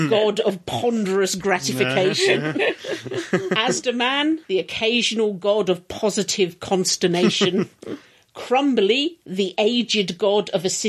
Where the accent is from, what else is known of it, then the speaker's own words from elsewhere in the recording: England, United Kingdom; but I am English and the word isn't assume.